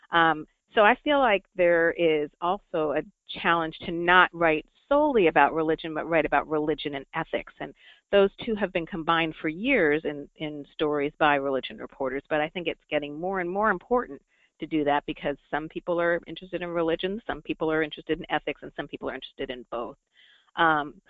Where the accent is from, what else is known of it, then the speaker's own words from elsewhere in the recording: Rhode Island, United States; moved away; also born or lived in upstate New York / Orlando; my home state of Rhode Island